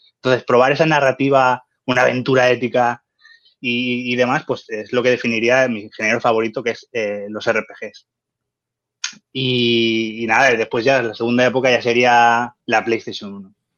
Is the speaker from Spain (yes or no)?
yes; Valencian Community, Spain; soy un valenciano nacido en los 80